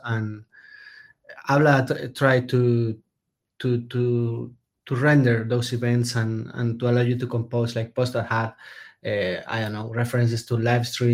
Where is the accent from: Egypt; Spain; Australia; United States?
Spain; I'm a developer from Spain